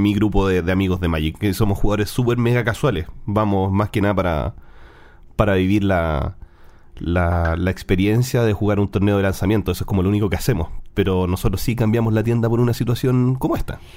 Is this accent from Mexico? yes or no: no; Chile; en Chile también decimos el olor a ñoño. Los frikis son los ñoños acá en Chile